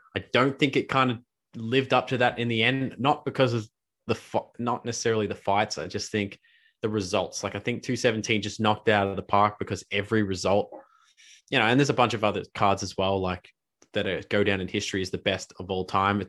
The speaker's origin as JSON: {"language": "English", "country": "Australia", "said": "as an Aussie"}